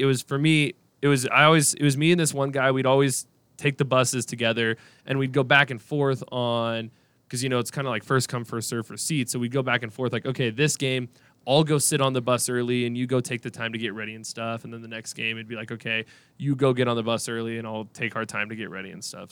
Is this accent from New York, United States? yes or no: no; Washington, United States; moved away as an adult; now in Boise, United States; I'm from Washington